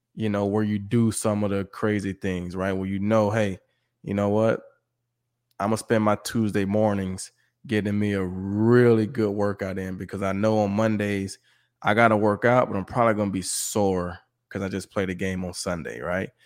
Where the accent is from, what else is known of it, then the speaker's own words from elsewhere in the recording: Mississippi, United States; moved away; also born or lived in Texas / New Mexico / Detroit; I grew up in Mississippi